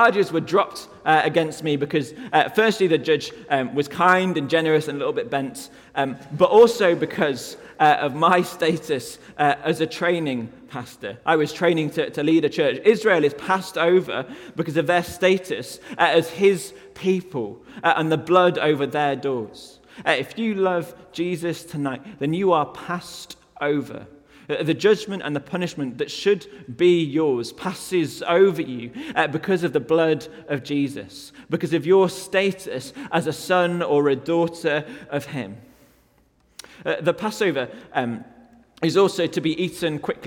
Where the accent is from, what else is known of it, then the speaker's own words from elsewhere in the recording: United Kingdom; I'm from the UK